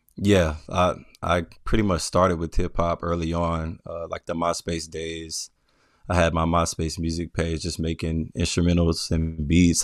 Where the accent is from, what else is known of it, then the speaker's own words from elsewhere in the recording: Memphis, Tennessee, United States; also born or lived in Atlanta; now in Brooklyn, United States; I was born and raised in Memphis, so I, I grew up, uh, majority of my life in Memphis